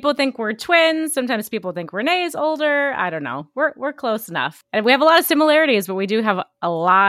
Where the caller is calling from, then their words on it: Maryland, United States; I'm calling in from Maryland today. I'm across the country.